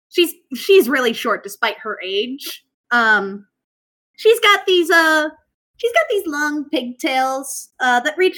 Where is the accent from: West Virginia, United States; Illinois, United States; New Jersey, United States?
West Virginia, United States; Yeah, no, we're from West Virginia. Dad had to move for work.